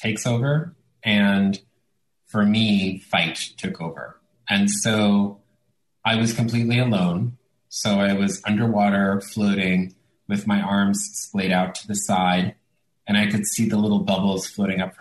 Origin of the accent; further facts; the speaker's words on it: New York, United States; first language Italian; English is a second language; also born or lived in Italy; born in New York, but lived the first 7 years of my life in Italy, and then we moved back to New York after that. So Italian was my first language